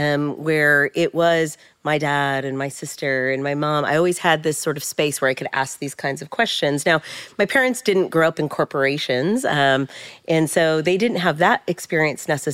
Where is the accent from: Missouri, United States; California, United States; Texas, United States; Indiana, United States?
California, United States; San Jose; I grew up in San Jose, California